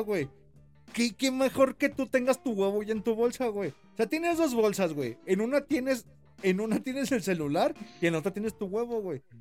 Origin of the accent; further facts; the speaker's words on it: Jalisco, Mexico; soy de Jalisco